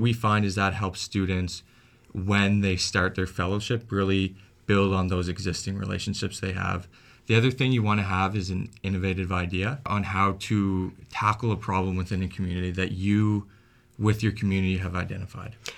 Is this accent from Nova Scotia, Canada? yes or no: yes; Antigonish, Nova Scotia, Canada; I grew up in Anne Ignace